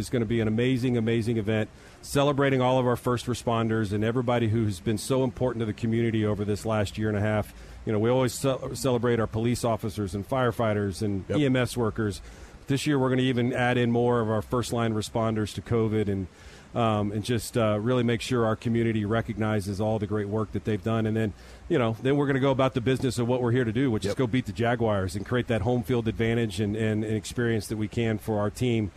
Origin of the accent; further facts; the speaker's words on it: Texas, United States; I'm a Texan